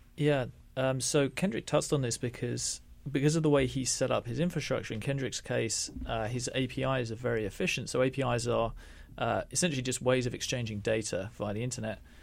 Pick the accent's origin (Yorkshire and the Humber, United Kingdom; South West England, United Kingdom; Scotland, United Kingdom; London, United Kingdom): London, United Kingdom; also born or lived in India; I was from London